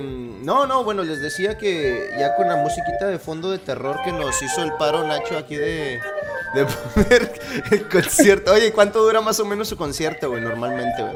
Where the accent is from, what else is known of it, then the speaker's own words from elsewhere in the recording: Torreón, Coahuila, Mexico; moved away as an adult; also born or lived in Mexico City; yo soy originario de Torreón, Coahuila.